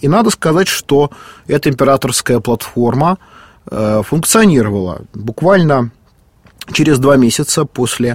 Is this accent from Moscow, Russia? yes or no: yes; Moscow, Russia; я, как и многие москвичи